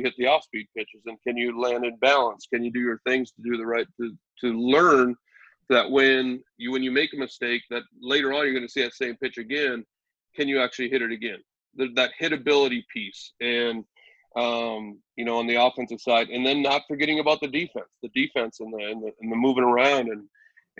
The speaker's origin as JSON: {"language": "English", "region": "Minnesota", "country": "United States", "tie": "born or raised there", "moved": "yes", "lives_now": "Wisconsin, United States", "said": "I grew up in Minnesota"}